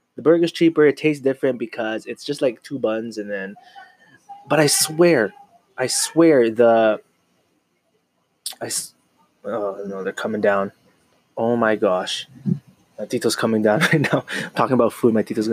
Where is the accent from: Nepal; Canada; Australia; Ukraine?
Canada; I was born in Canada, North America